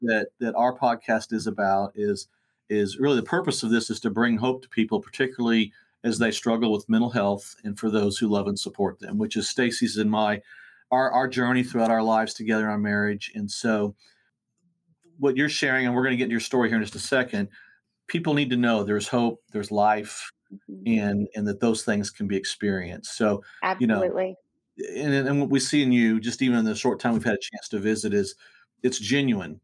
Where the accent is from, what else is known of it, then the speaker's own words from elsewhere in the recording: Bartlesville, Oklahoma, United States; Both native Bartians, which is our hometown